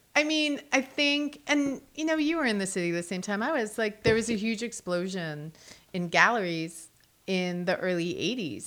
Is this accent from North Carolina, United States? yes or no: no; New Jersey, United States; moved away as an adult; also born or lived in New York City / Los Angeles; now in Charlotte, United States; I grew up in New Jersey, but I started going to New York City when I was twelve for school. So I commuted back and forth.